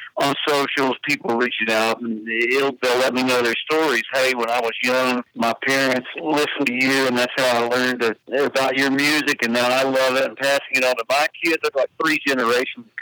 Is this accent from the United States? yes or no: yes; Lampasas, Texas, United States; where I grew up in Lampasas